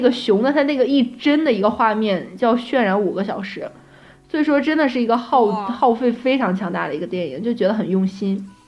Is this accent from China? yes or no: yes; northern China, China; now in Shanghai, China; 本身我自己是北方人吧，然后就，我就比较喜欢北方的一种环境